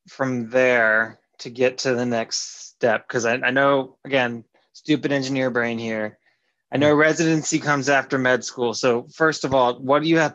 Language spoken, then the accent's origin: English; Fort Worth, Texas, United States; in Texas, Fort Worth, my hometown